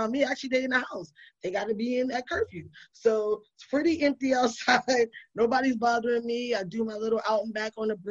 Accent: New York City, New York, United States; also born or lived in Brooklyn; I'm from the Bronx.

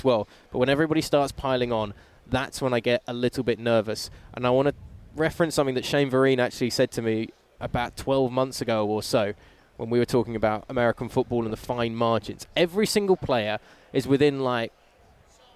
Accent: England, United Kingdom; as an English person

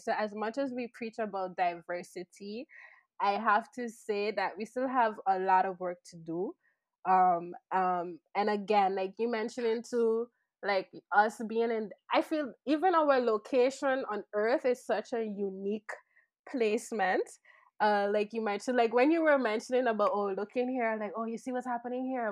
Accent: Sint Maarten; moved away; also born or lived in Netherlands; I'm from Saint Martin

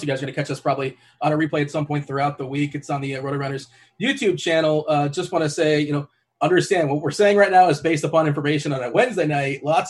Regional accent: Florida, United States; I'm from the South, like from Florida.

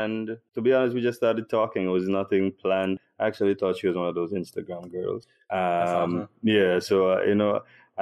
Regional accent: Trinidad & Tobago; now in Jamaica; I'm originally from Trinidad and Tobago, but I've been living in Jamaica for the past 14 years

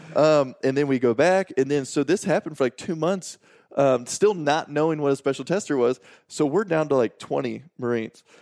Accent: Washburn, Illinois, United States; I'm from a small town in Illinois called Washburn, and, uh, there's eleven hundred people in the town

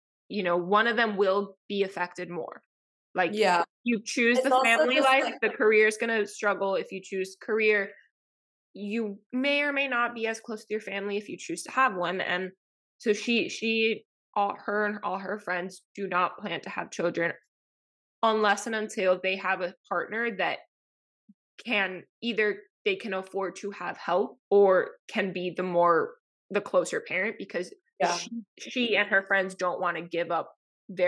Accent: Miami, Florida, United States; my hometown

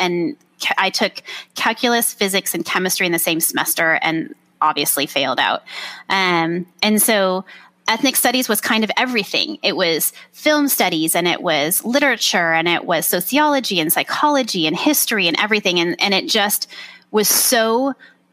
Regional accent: Orange County, California, United States; moved away as an adult; also born or lived in Washington; I was raised in Orange County

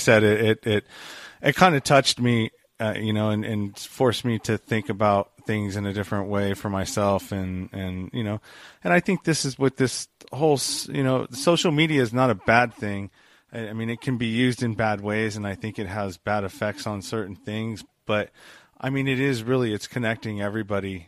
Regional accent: California, United States; California. I live in the Bay Area, the Eastern Bay Area. So I'm out by the Delta

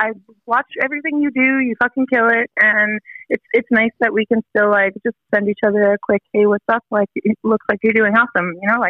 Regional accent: Fort McMurray, Alberta, Canada; moved away as an adult; also born or lived in Vancouver; now in Edmonton, Canada; No, I'm from Fort Mac. It's like 5 hours north of here. It's like the oil. It's Texas of Canada.

